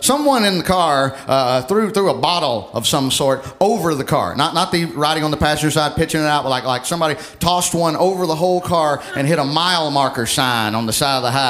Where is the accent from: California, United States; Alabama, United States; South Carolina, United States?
Alabama, United States; moved away